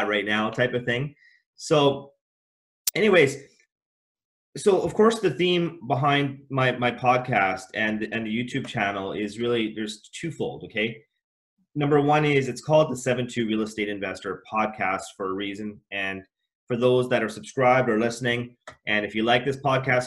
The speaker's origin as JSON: {"language": "English", "country": "Canada", "tie": "born or raised there", "said": "I was born in Canada as well. My parents are from East Africa."}